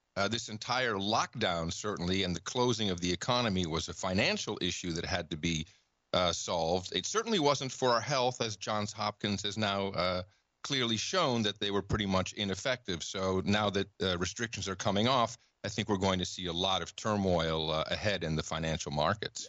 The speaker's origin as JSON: {"language": "English", "country": "Netherlands", "tie": "born or raised there", "moved": "yes", "said": "I grew up in the Netherlands"}